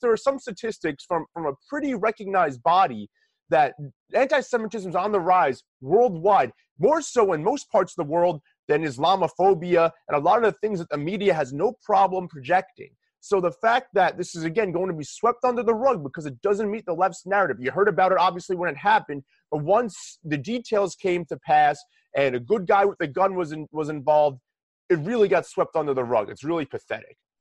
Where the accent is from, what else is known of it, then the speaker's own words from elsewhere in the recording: New York, United States; we're from New York